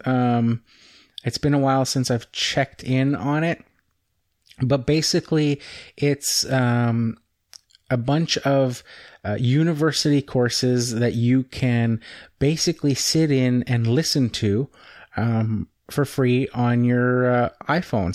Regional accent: Canada; I'm Canadian

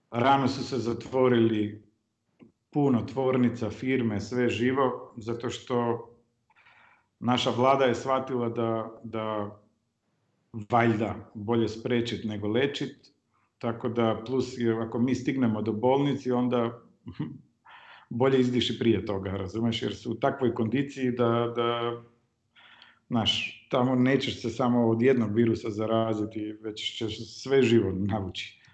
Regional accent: North Macedonia; ja sam rođen u, u Jugoslaviji, živeo sam u Firom, onda sad Sjeverna Makedonija

